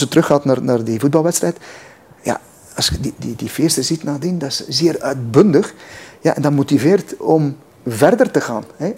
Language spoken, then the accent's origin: Dutch; West Flanders, Belgium; ik ben West-Vlaming.